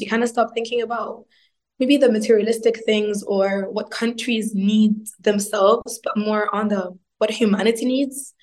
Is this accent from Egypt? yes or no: yes; Egypt; moved away as an adult; also born or lived in Italy / Berlin; I grew up in Egypt, so I um, I got my bachelor's degree in mechanical engineering